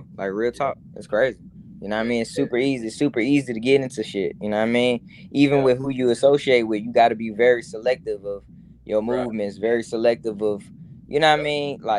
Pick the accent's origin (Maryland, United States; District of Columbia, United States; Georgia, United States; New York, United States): Georgia, United States; Atlanta; But growing up in Atlanta, it was pretty dope, you know what I mean?